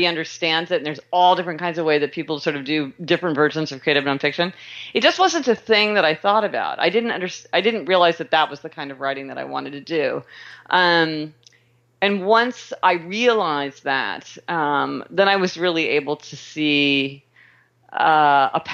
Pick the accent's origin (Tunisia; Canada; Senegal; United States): United States; Kansas City, Missouri; I was born in Kansas City, Missouri, and I started out my career in law